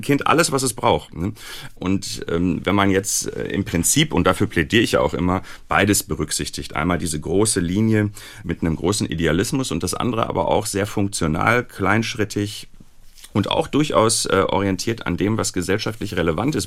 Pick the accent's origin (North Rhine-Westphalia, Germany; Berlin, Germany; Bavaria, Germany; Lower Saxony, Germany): North Rhine-Westphalia, Germany; Recklinghausen; ich bin im Ruhrgebiet aufgewachsen, äh, in Recklinghausen